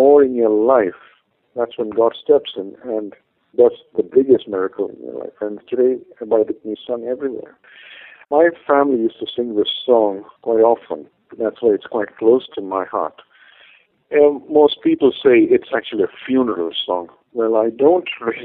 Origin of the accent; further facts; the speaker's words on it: India; first language Malayalam; English is a second language; My mother tongue is actually a language called Malayalam